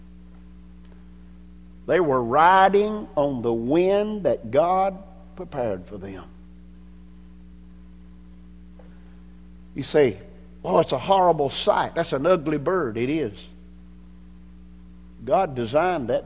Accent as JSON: {"language": "English", "town": "Anderson", "region": "South Carolina", "country": "United States", "tie": "born or raised there", "said": "My birth certificate says that I was born in Anderson, South Carolina"}